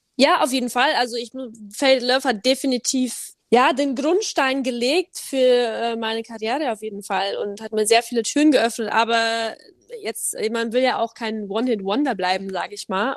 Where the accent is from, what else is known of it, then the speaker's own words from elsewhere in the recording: Cham, Bavaria, Germany; accent: Bavarian; habe ich äh, natürlich einen leichten bayerischen Akzent noch. Ich bemühe mich, Hochdeutsch zu sprechen, aber ich komme ja eigentlich aus Bayern